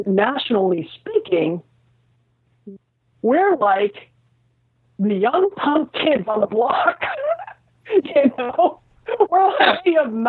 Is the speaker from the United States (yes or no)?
yes; United States; I am an American.